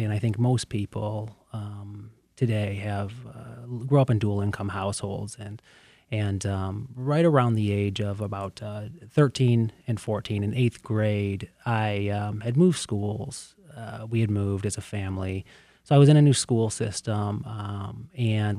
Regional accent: Canton, Michigan, United States; also born or lived in Plymouth Township, Michigan; I grew up in the Plymouth-Canton community

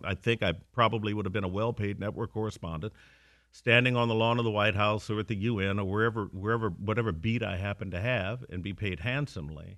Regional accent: Gary, Indiana, United States; moved away as an adult; also born or lived in Chicago / East Coast; now in Detroit, United States; I'm a Midwestern kid. I was born and raised in Gary, Indiana

